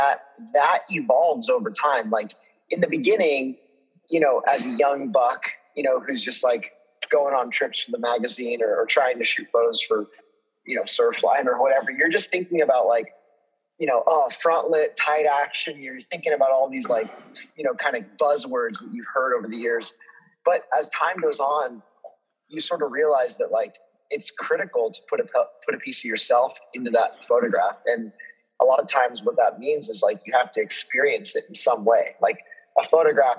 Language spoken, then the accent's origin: English; Central Coast of California, United States; growing up in the Central Coast of California